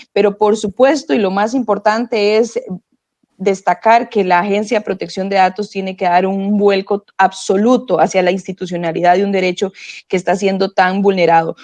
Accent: Costa Rica; nosotros como costarricenses

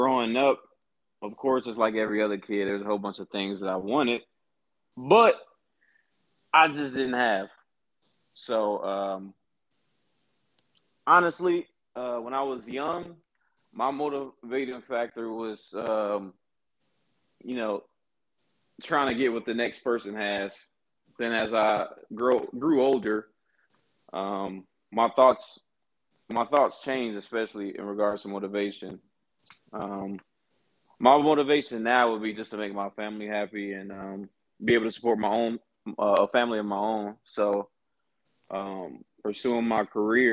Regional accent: Hawthorne, California, United States; moved away as an adult; now in Peoria, United States; I was born and raised in Los Angeles, California. More specifically, a city named Hawthorne, which is next to Inglewood

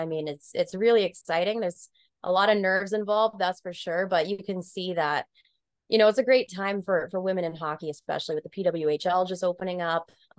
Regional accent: New England, United States; growing up in New England

